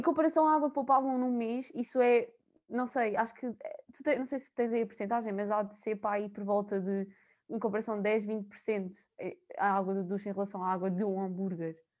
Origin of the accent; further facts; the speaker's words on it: São João da Pesqueira, Viseu, Portugal; moved away as an adult; now in Coimbra, Portugal; eu sou de São João da Pesqueira, duvido que conheçam, mas é da zona de Viseu